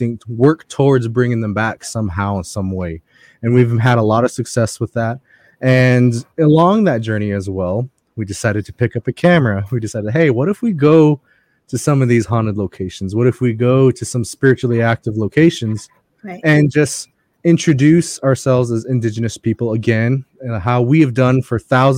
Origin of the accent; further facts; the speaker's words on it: Navajo tribe, Navajo Nation, United States; I'm a medicinal person from the Dine Navajo tribe.